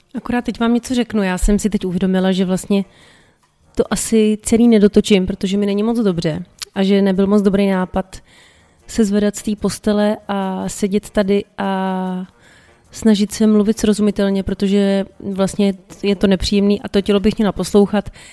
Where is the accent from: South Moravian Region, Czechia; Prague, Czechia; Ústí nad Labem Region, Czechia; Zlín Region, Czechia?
Prague, Czechia; tenkrát ještě byl Julius Meinl prostě ten obchod u nás v Řepích na sídlišti